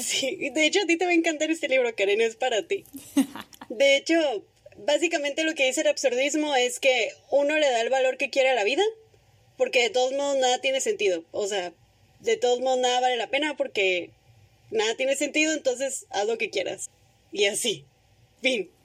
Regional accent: northern Mexico, Mexico; para los que no son del norte, aquí comemos carne asada con cualquier excusa

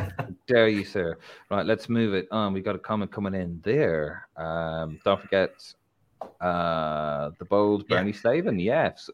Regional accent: Ireland; I'm an Irishman

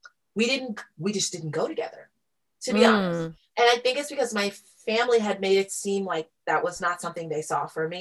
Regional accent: Kansas City, United States; I grew up in Kansas City, like middle class, went to a private Catholic school.

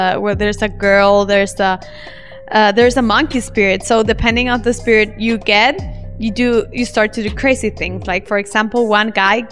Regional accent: El Salvador; moved away as an adult; also born or lived in Germany; now in Indonesia; I'm from El Salvador, a small country in Central America. But I have been living in Germany the last 5 years, and now I live in Indonesia

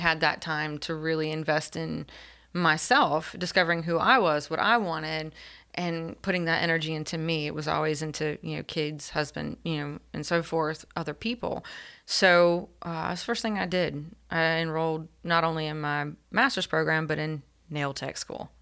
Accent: Elizabeth City, North Carolina, United States; grew up in Elizabeth City and tried to leave a couple of times

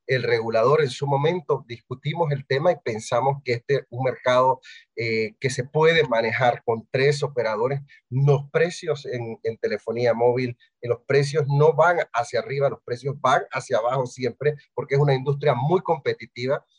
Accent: Bugaba, Chiriquí, Panama; yo soy de Chiriquí, eh, de Bugaba

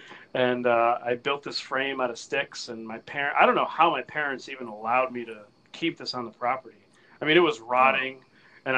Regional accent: United States; first language Spanish; English is a second language; I grew up near Long Island Sound. and I grew up working in a fishing store

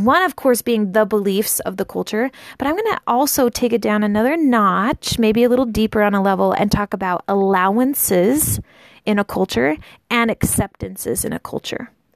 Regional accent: United States; I grew up in the United States in a pretty normal family

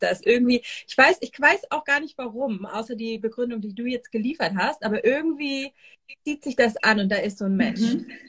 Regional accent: Northern Germany, Germany; moved away as an adult; now in Israel; ich komme eigentlich aus dem Norden von Deutschland, wo ich auch jetzt gerade bin. Ich bin tatsächlich gerade in meinem alten Kinderzimmer

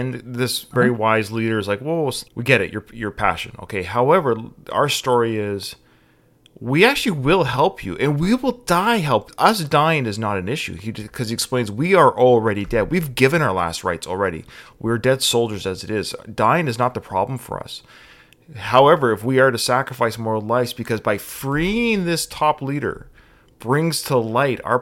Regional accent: Victoria, British Columbia, Canada; it was actually filmed in my hometown as well, Victoria, British Columbia.

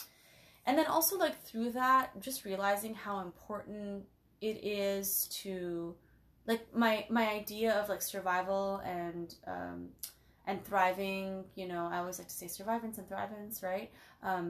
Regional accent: Toronto, Ontario, Canada; moved away as an adult; also born or lived in Portland; I grew up in Scarborough. Scartown

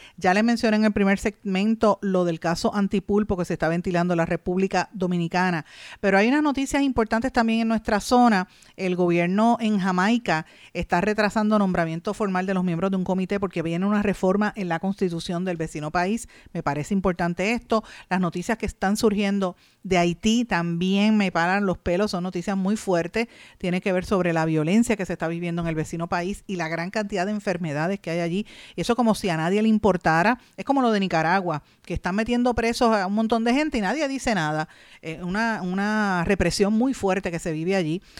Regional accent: Puerto Rico; nosotros como puertorriqueños

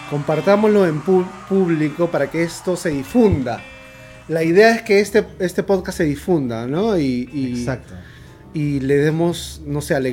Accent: Peru; somos bien peruanos, caramba.

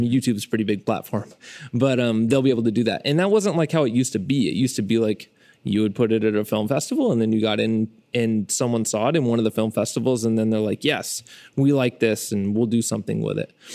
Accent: Fresno, California, United States; I'm a filmmaker from Fresno, California

